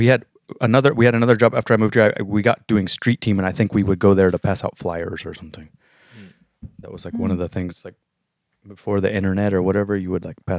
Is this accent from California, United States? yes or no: no; Texas, United States; also born or lived in San Francisco / Los Angeles; now in New York, United States; I'm originally from Texas